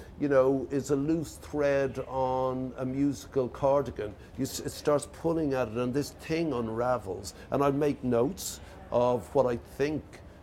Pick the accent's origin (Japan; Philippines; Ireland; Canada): Ireland; moved away; We come from Ireland